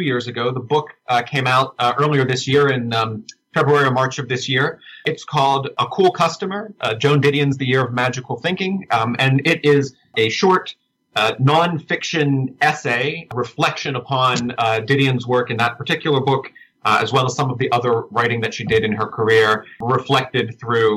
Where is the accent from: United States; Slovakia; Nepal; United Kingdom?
United States; Uniontown, Pennsylvania; now in Pittsburgh, United States; when I was growing up in Uniontown, that would have been in the 90s for the most part